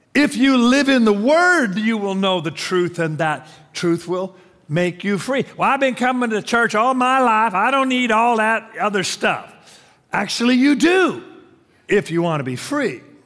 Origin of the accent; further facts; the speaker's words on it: Tacoma, Washington, United States; growing up in Tacoma